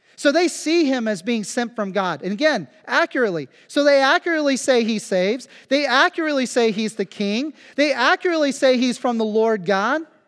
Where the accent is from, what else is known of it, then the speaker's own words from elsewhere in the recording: Phillipsburg, Kansas, United States; moved away as an adult; now in Germany; my hometown, Phillipsburg, Kansas